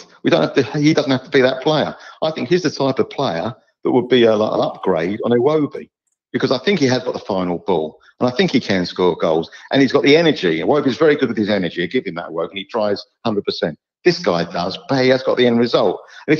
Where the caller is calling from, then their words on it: East of England, United Kingdom; from Essex.